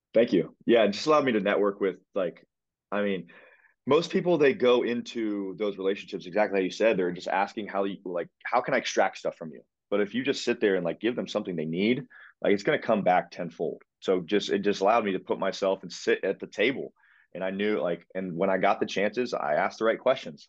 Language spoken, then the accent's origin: English; Pickerington, Ohio, United States; also born or lived in Columbus, Ohio; born and raised in Columbus, Ohio, Pickerington, Ohio, to be specific